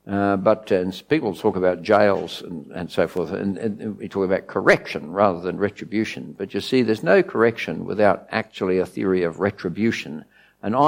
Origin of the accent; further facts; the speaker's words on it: Australia; I'm an Aussie